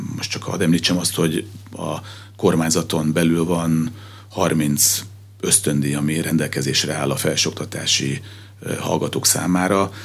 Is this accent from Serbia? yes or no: no; Pécs, Baranya, Hungary; Magam Pécsi vagyok